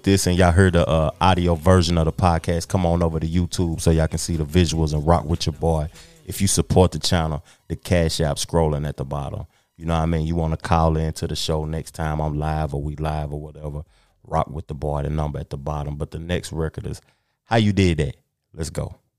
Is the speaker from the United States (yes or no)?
yes; Tennessee, United States; I'm from the South. I'm from Tennessee, 2-3 hours away from Atlanta.